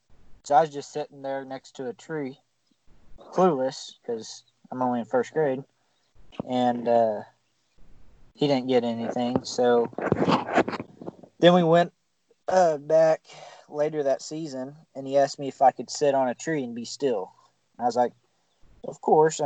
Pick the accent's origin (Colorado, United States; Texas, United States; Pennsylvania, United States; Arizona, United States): Texas, United States; now in Missouri, United States; I grew up in Texas